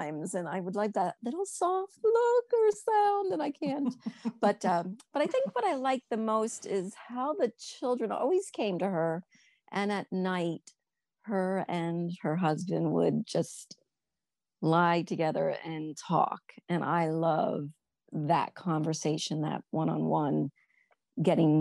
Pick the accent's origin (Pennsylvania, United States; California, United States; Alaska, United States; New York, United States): Pennsylvania, United States; also born or lived in Lancaster, Pennsylvania; I was born in Lancaster, Pennsylvania, but ended up back in the coal region. My parents were originally from here. So that's where we moved. And that's where I am at this point.